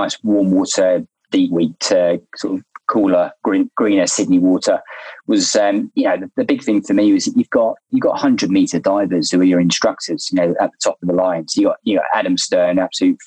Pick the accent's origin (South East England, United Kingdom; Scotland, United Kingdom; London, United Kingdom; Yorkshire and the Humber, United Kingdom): London, United Kingdom; moved away as an adult; now in Australia; I'm from London. I'm a London boy. Obviously, there's no ocean near where I grew up.